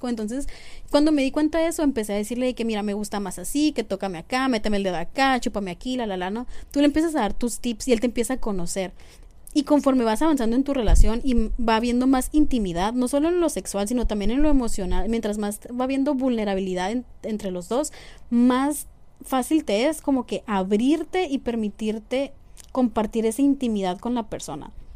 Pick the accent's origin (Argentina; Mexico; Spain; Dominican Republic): Mexico; como mexicanos